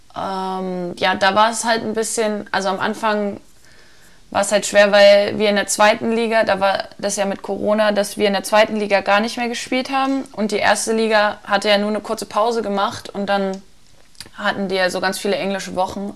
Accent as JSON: {"language": "German", "area": "near Magdeburg", "region": "Saxony-Anhalt", "country": "Germany", "moved": "yes", "said": "ich komme ja aus der Nähe von Magdeburg"}